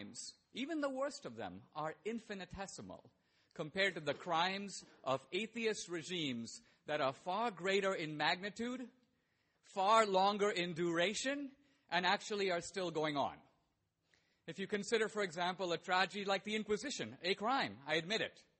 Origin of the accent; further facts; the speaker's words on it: India; I was born in India